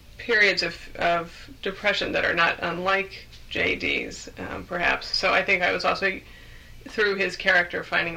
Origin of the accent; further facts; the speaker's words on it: San Francisco Bay Area, California, United States; now in England; I'm a native Californian, although, as I say, I live in England now. But I'm from the Bay Area, and so that's the area I grew up in.